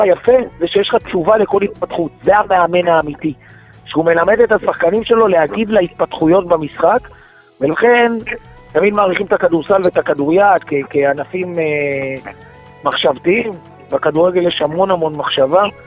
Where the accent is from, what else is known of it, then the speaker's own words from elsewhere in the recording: Petah Tikva, Central District, Israel; אני גדלתי בפתח תקווה במשפחה של... של מפא"י ומפלגת העבודה